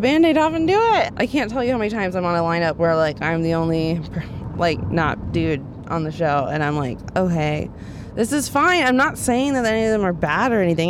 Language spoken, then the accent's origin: English; Dallas, Texas, United States; I grew up in Dallas, Texas